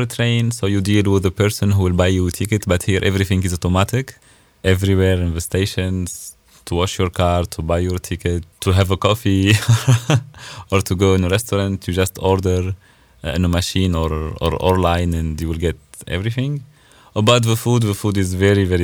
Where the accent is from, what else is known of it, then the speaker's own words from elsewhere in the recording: Nabeul, Nabeul Governorate, Tunisia; English is a second language; moved away as an adult; now in Stuttgart, Germany; my city is on the beach